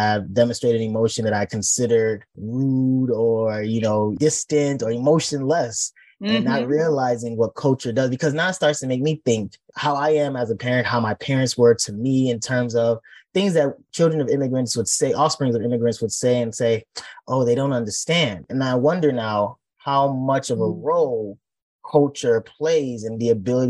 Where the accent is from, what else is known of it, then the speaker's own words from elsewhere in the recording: Nigeria; our culture as a Nigerian and how we were brought up